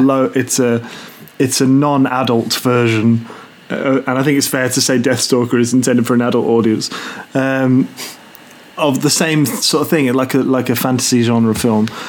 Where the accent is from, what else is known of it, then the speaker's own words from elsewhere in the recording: United Kingdom; we're British